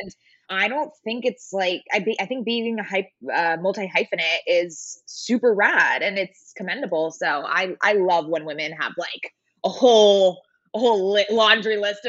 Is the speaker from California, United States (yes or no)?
yes; San Diego, California, United States; now in Los Angeles, United States; I am from San Diego, but I currently live in Los Angeles, so very much a Southern California girly.